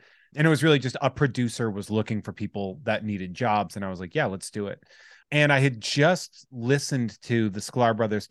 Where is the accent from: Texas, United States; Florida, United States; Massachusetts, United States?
Massachusetts, United States; Worcester; I'm from the Worcester area.